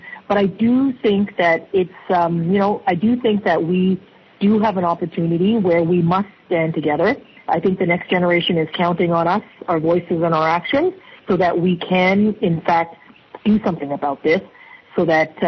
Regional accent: Toronto, Ontario, Canada; also born or lived in Hong Kong; my childhood growing up here in Canada was. And what it showed to me growing up in Toronto

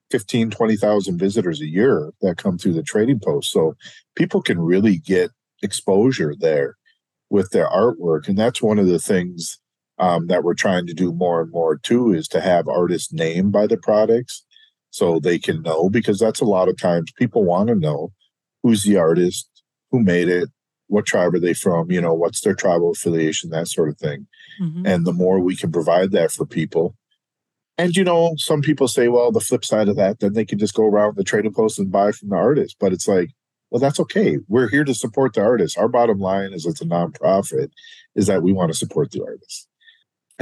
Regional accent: Melrose, Minnesota, United States; I grew up in Melrose, Minnesota. It's central Minnesota, a small German farming community, a couple thousand people

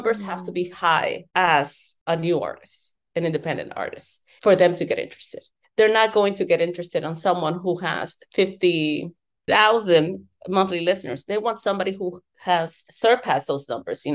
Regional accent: New York, United States; also born or lived in Dominican Republic; now in Miami, United States; I am immigrant from Dominican Republic, grew up in New York, and I'm based out of Miami.

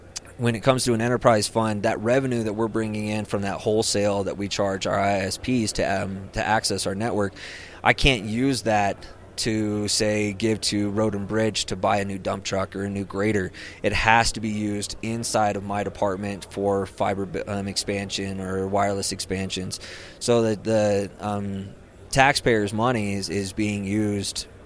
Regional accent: Rio Blanco County, Colorado, United States; moved away as an adult; I grew up in Rio Blanco County. I mean, Rio Blanco County's home

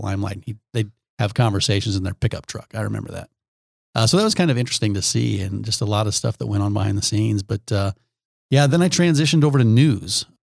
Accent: Omaha, Nebraska, United States; I grew up in Omaha.

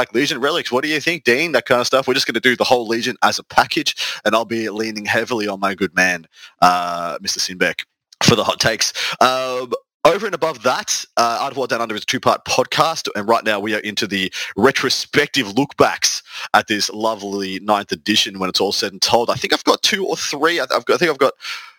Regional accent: Victoria, Australia; Team Victoria, my home state

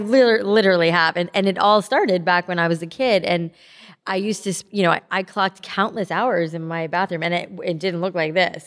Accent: South Florida, United States; I grew up in South Florida

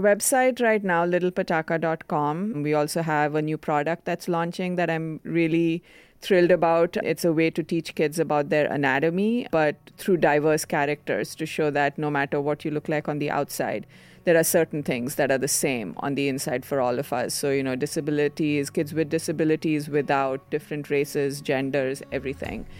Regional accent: India; first language Konkani; English is a second language; moved away; I grew up in India, which is a much more conservative society

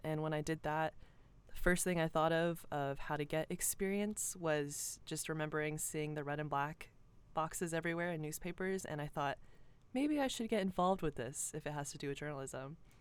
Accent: Cumming, Georgia, United States; I grew up in Cumming, Georgia. I'm from Forsyth County

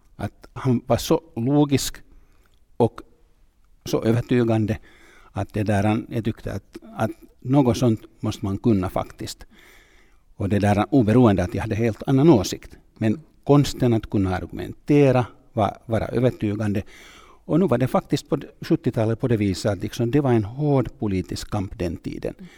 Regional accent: Tampere, Pirkanmaa, Finland; Swedish is a second language; Jag kommer från Tammerfors, jag gick i en finsk skola

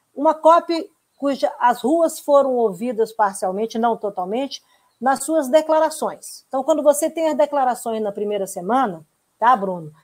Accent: Brazil; como brasileiros

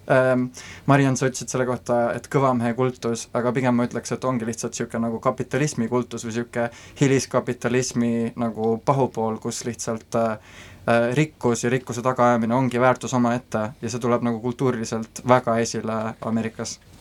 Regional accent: Estonia; moved away as an adult; also born or lived in Rotterdam, Netherlands; now in Silicon Valley, United States; Eesti on selline koht äh,, Äh, kust ma olen pärit, äh, siin on minu tugisüsteem, minu äh, sõbrad ja pere, minu juured

